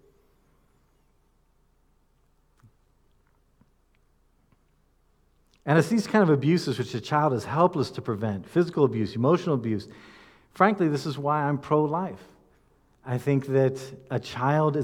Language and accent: English; United States; as American speakers